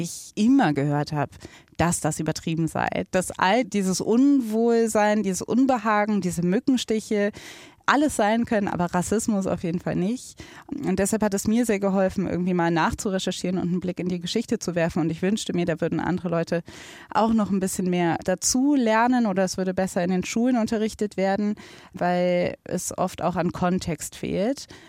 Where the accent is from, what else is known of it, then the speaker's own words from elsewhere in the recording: Germany; ich bin in Deutschland geboren, ich bin in Deutschland aufgewachsen